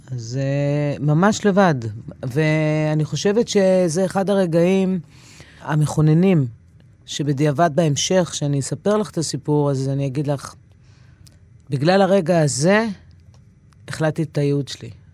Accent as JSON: {"language": "Hebrew", "country": "Israel", "tie": "born or raised there", "also_born_or_lived": "New York, United States", "said": "נולדתי בניו יורק, אה, אבא אמריקאי מהישראלית. אחרי שנה פלוס עלינו לארץ"}